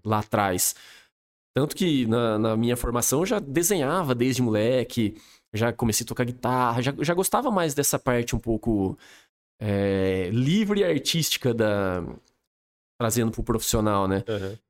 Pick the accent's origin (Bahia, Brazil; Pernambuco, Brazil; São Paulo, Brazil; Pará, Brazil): São Paulo, Brazil; Espírito Santo do Pinhal; moved away as an adult; also born or lived in Campinas / Dublin; eu sou daqui de Pinhal, família inteira daqui de Pinhal, meu pai e minha mãe